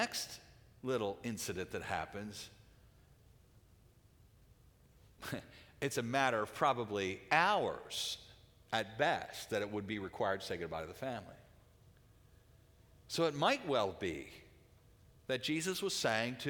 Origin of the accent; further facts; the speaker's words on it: United States; as American Christians